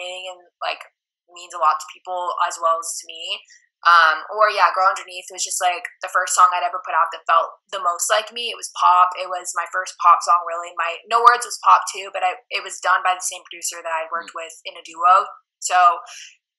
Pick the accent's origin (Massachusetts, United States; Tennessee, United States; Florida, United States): Florida, United States; Tampa; moved away as an adult; now in Nashville, United States; my hometown like in Tampa